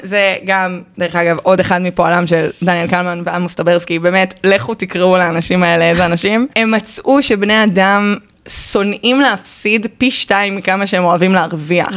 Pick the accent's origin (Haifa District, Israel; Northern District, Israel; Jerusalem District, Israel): Haifa District, Israel; Haifa; moved away as an adult; also born or lived in Boston; אני חיפאית גאה, למרות שלא גרתי שם מאז התיכון.